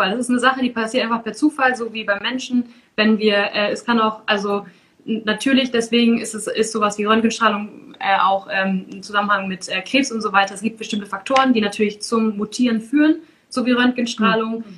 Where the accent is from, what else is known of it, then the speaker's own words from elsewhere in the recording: Lower Saxony, Germany; also born or lived in Essen / Göttingen; ich komme aus Ostfriesland und wir trinken da sehr viel Schwarztee. Und ähm, das Wasser da oben ist bei uns so weich und so gut, dass der Tee einfach herausragend gut schmeckt.